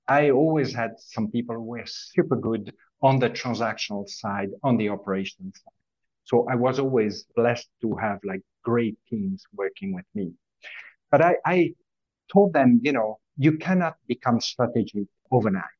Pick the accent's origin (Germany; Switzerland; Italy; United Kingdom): Switzerland; French part of Switzerland, Romandy; moved away; also born or lived in Zurich, Switzerland; as you can hear from my accent, is I was born and raised in the French part of Switzerland